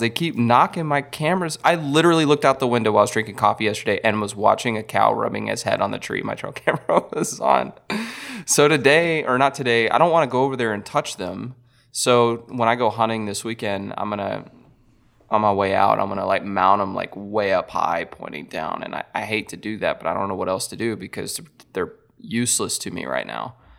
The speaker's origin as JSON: {"language": "English", "region": "Texas", "country": "United States", "said": "I'm from Texas and we get cold easy"}